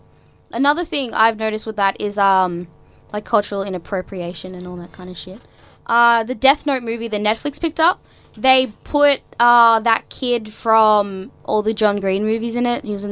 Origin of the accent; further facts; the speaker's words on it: Queensland, Australia; I'm actually from Queensland.